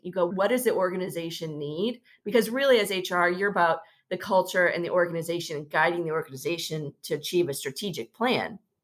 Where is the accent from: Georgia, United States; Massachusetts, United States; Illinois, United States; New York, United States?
Illinois, United States; suburbs of Chicago; now in Dallas, United States; I grew up in the Midwest, suburbs of Chicago